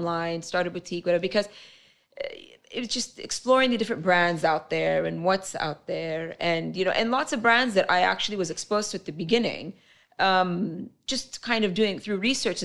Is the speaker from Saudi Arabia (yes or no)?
yes; Dhahran, Eastern Province, Saudi Arabia; also born or lived in Bahrain; I was born and raised there. Lived there all my life.